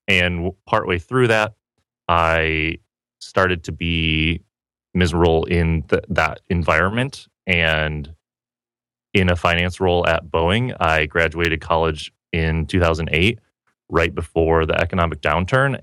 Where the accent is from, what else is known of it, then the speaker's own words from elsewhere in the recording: Petoskey, Michigan, United States; moved away as an adult; also born or lived in Seattle, Washington; now in San Diego, United States; Originally, I grew up in northern Michigan, small okay. town called Petoskey